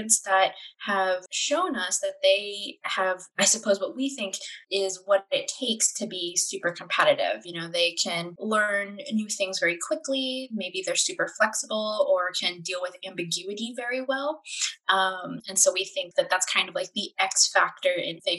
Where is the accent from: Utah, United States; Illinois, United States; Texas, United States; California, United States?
Texas, United States; San Antonio; as a kid growing up in San Antonio